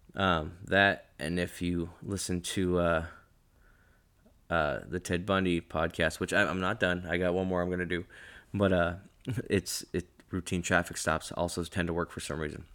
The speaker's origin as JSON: {"language": "English", "region": "West Coast", "country": "United States", "said": "I'm from the West Coast"}